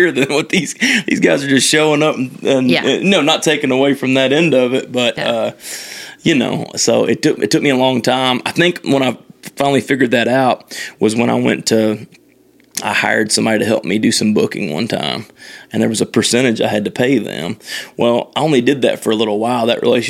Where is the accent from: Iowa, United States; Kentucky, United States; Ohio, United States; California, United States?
Kentucky, United States; Owensboro; he actually asked me to change my website to where my hometown was to Nashville so that he could do this. And I was like, no, I absolutely not.